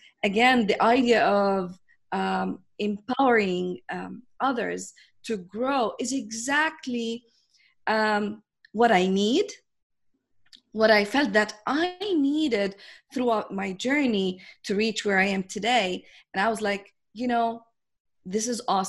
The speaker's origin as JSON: {"language": "English", "country": "Jordan", "said": "I come from Jordan, which is this tiny country in the Middle East."}